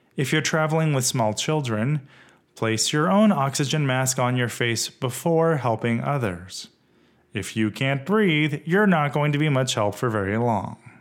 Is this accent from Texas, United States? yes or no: yes; West Texas, United States; now in Rancho Cucamonga, United States; Growing up in West Texas as a gay kid